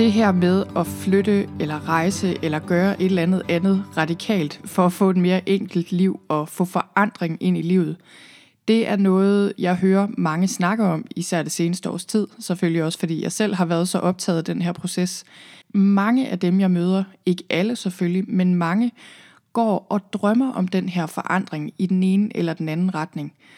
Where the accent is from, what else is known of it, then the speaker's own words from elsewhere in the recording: Thy, northwest Jutland, North Denmark Region, Denmark; moved away as an adult; also born or lived in London / Zealand; jeg er oprindeligt fra Thy i Nordvestjylland. Der boede jeg øh, hele mit liv, indtil jeg rejste væk